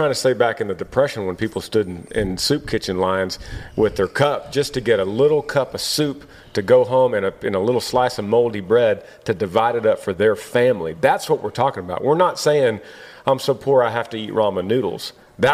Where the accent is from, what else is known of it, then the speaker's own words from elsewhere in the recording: Texas, United States; being a Texan.